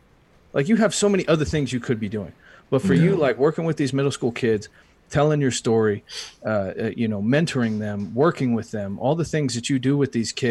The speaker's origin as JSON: {"language": "English", "town": "Thetford", "region": "East of England", "country": "United Kingdom", "tie": "born or raised there", "lives_now": "United States", "said": "I grew up in Thetford, Norfolk, so I got to get back. I was born in the U.S., but I spent a long time overseas"}